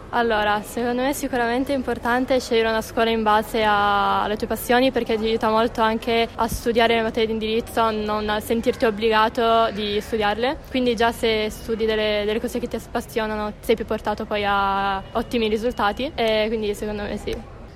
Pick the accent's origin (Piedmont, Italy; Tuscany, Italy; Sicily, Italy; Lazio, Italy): Piedmont, Italy; Collegno; anche io sono di Collegno